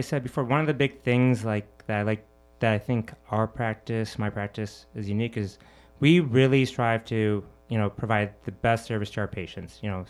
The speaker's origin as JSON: {"language": "English", "region": "Michigan", "country": "United States", "tie": "born or raised there", "lives_now": "Chicago, United States", "said": "Well, I'm actually from Michigan, not a Chicagoan. I'm a Michigander, but still Midwesterner. So grew up in Michigan, went to University of Michigan."}